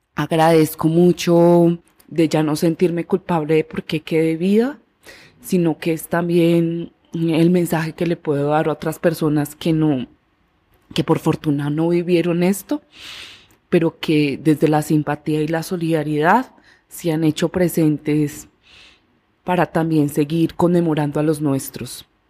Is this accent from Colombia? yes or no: yes; Medellín, Antioquia, Colombia; yo nací en la ciudad de Medellín y crecí en San Javier, Vereda La Loma, Comuna 13 de Medellín.